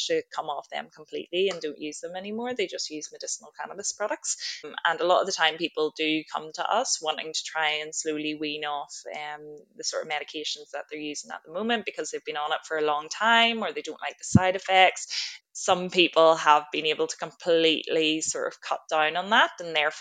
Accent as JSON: {"language": "English", "country": "Ireland", "moved": "as an adult", "lives_now": "Australia", "said": "I'm originally from Ireland, did my medical degree and started working as a doctor over there for about 3 years"}